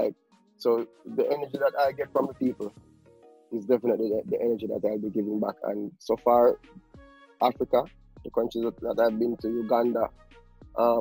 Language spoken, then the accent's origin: English; Kingston, Jamaica; most of my childhood days was spent on a military base in Kingston, Jamaica